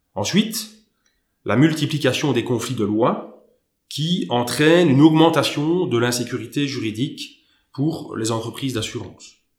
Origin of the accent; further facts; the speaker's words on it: Luxembourg; also born or lived in Belgium / Germany; ayant vécu toute mon enfance euh, au Grand-Duché de Luxembourg